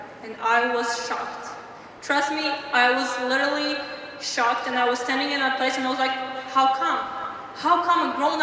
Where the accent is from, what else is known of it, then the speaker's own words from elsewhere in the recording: Tajikistan; I'm from Tajikistan. That's the country in Central Asia near the Kazakhstan.